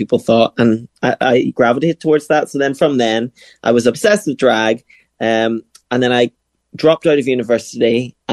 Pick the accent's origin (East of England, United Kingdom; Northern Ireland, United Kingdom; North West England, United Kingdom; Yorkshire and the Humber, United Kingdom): Northern Ireland, United Kingdom; I was brought up in Northern Ireland.